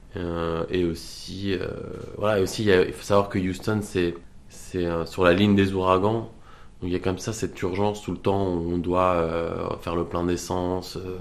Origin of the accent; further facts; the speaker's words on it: France; je suis français